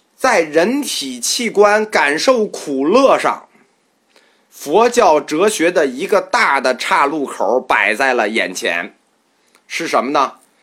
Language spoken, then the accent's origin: Chinese; China; 我们中国人